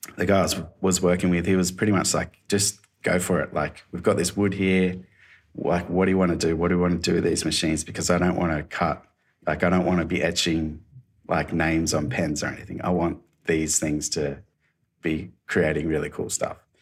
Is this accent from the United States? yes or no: no; Australia; moved away as an adult; now in Gold Coast, Australia; I was from Alba